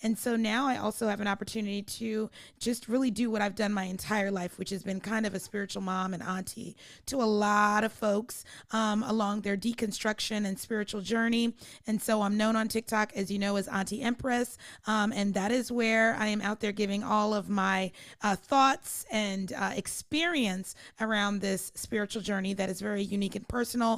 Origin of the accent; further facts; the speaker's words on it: Anchorage, Alaska, United States; Little known fact, I was raised in Anchorage, Alaska. No one would assume that. So I'm a little bit of a military brat, military kid.